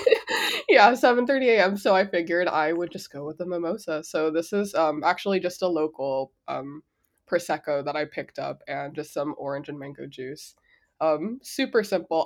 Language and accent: English; Los Angeles, California, United States; first language Spanish; English is a second language; moved away; I grew up in South Central, East L